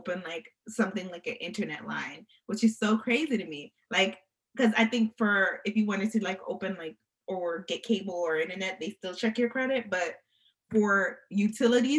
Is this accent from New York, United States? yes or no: yes; New York, United States; now in Atlanta, United States; I'm from New York, but I live in Atlanta now